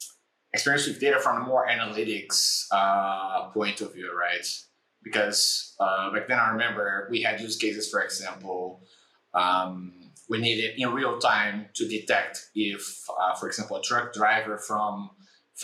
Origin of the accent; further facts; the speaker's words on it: Brazil; moved away as an adult; also born or lived in Tel Aviv, Israel; I come from Brazil